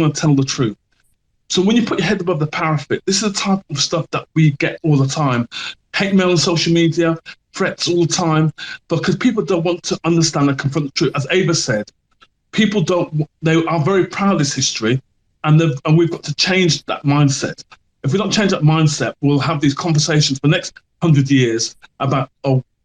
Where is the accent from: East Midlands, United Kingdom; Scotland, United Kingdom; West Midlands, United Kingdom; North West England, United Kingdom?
West Midlands, United Kingdom; Wolverhampton; I was born in Wolverhampton. Hello, I went to school in Wolverhampton